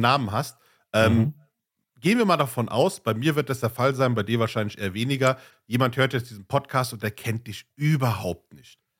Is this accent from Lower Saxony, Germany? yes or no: no; Ruhr area, North Rhine-Westphalia, Germany; ich komme aus dem Ruhrgebiet